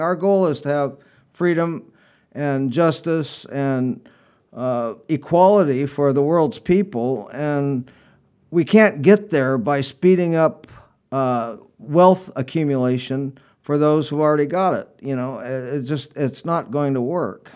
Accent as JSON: {"language": "English", "town": "Long Beach", "region": "California", "country": "United States", "tie": "born or raised there", "said": "I grew up here on Alamitos Bay and, uh, uh, started sailing at five years old"}